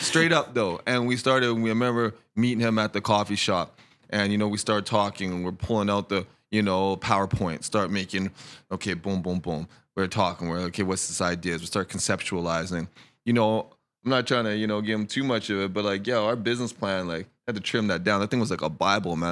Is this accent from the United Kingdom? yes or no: no; Edmonton, Alberta, Canada; moved away as an adult; also born or lived in Denver / Vancouver; now in Kelowna, Canada; I moved at a young age, and, um, we, basically, I grew up in Edmonton